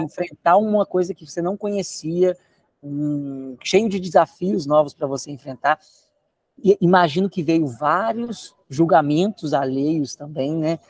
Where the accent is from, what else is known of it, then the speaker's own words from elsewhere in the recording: Belo Horizonte, Minas Gerais, Brazil; moved away; Eu nasci em Belo Horizonte, é uma cidade grande no Brasil